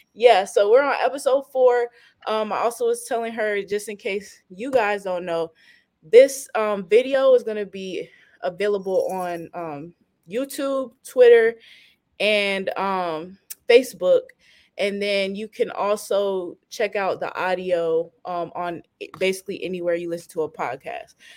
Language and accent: English; Fayetteville, North Carolina, United States; I'm from I'm from Fayetteville.